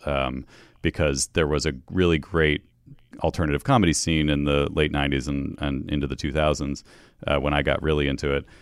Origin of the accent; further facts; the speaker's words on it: New York, United States; moved away as an adult; also born or lived in Western Massachusetts, United States; now in Los Angeles, United States; I'm from upstate New York and, and, uh, western Mass, like right on the, the state line there, both sides of it